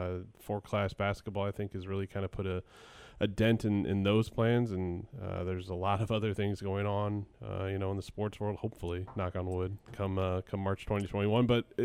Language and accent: English; Glen Carbon, Illinois, United States; growing up in Glen Carbon and attending Edwardsville High School